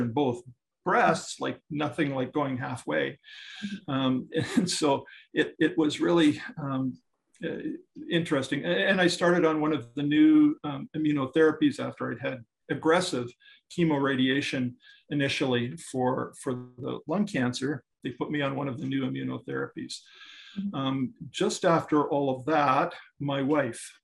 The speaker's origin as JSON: {"language": "English", "region": "northern Saskatchewan", "country": "Canada", "tie": "born or raised there", "also_born_or_lived": "Scotland / Panama", "said": "I was born in Scotland. My parents came to Canada when I was five and brought me along with, thank heavens. And then I grew up in northern Saskatchewan."}